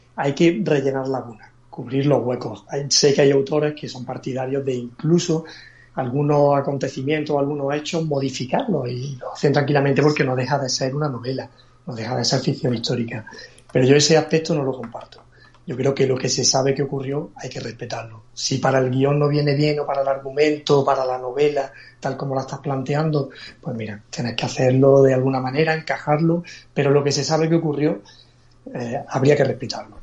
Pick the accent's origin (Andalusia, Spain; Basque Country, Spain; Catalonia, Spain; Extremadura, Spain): Andalusia, Spain; Granada; moved away as an adult; now in Málaga, Spain; yo soy un granadino que vive en Málaga desde hace ya más de 15 años